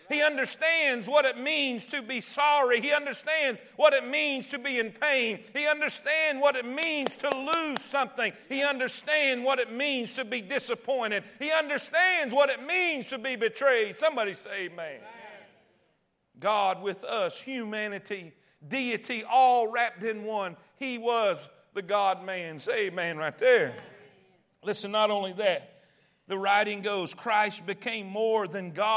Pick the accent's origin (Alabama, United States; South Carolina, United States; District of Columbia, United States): Alabama, United States; accent: redneck; "Where are you from?" And I'd say, "Alabama."